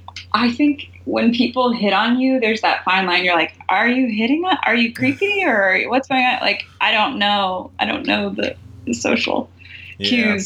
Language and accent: English; the South, United States; We're both from the South.